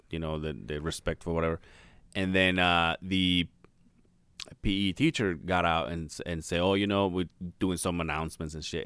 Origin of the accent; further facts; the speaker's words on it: Mexico; moved away; we went to my hometown